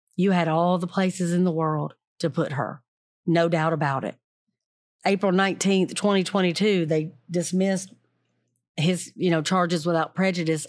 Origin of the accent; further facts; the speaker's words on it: the South, United States; I'm from the South